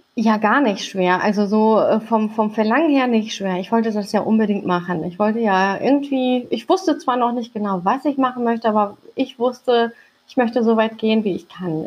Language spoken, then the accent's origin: German; Hamburg, Germany; also born or lived in Langenhorn, Hamburg; ich bin mitten auf dem Kiez groß geworden